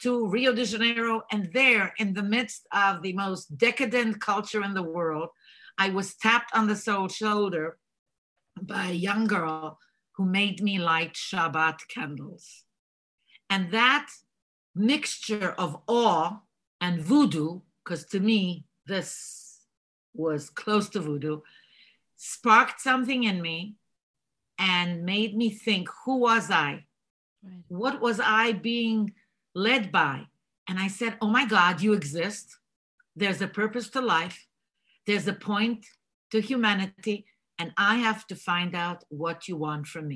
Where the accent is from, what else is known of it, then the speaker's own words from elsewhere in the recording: Israel; first language Bulgarian; English is a second language; moved away as an adult; also born or lived in Bulgaria / Jerusalem, Israel; now in United States; I was born in Bulgaria, raised in Israel, and decided to leave the land of milk and honey